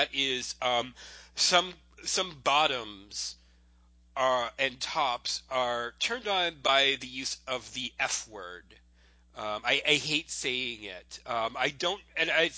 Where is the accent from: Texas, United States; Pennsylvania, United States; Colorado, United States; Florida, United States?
Florida, United States; growing up in Florida